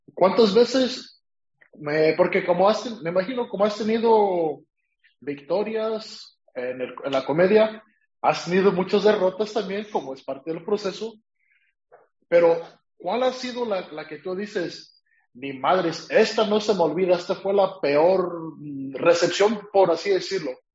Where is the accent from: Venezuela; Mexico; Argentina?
Mexico; now in California, United States; yo soy de California, o sea, vivo en California, pero soy de México